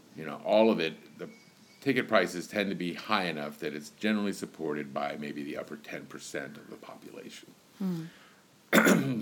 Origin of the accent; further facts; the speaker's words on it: Richmond, Virginia, United States; also born or lived in Goochland County, Virginia; I moved back and forth from Richmond, Virginia, to out to the prison f- farm out in what is a place called Goochland, county in Virginia